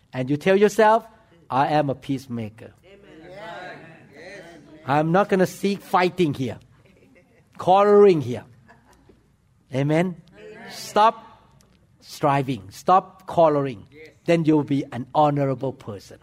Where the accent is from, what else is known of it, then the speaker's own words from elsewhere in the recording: Thailand; English is a second language; moved away as an adult; now in United States; I'm from foreign land. The first day I walk into the operating room, people look at me and shook their head. Because not only my accent was bad, number two, you know what? I walk into the operating room with bare feet and with the shoe cover on my feet. Because in Thailand, when we walk into the operating room, we wear the slipper.